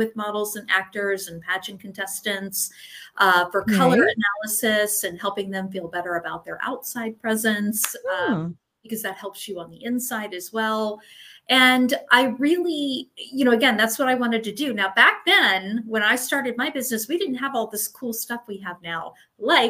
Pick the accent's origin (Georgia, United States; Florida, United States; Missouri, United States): Florida, United States; also born or lived in Maryland; I was born in Maryland, but I was actually raised in Florida. So I do consider myself a Floridian